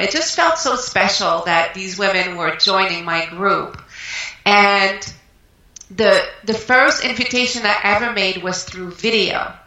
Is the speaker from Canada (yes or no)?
yes; Canada; moved away as an adult; now in United States; I'm French Canadian Canadian, originally from Canada, and I moved uh, to the United States mm, 12 years ago.